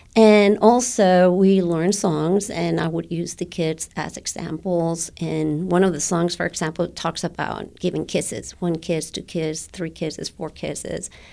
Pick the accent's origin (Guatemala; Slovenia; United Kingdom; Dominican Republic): Guatemala; English is a second language; now in United States; when I was a young girl. I went to an American school in Guatemala